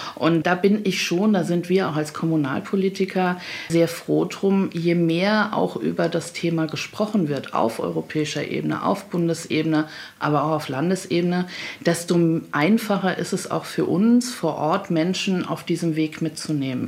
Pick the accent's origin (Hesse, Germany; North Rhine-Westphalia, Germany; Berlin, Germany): Hesse, Germany; ich komme aus Hessen, mein Kinzigkreis liegt in Hessen